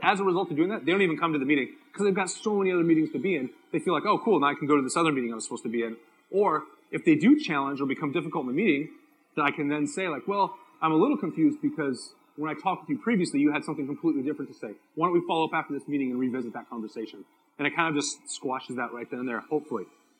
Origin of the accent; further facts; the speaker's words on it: San Diego, California, United States; I'm from San Diego.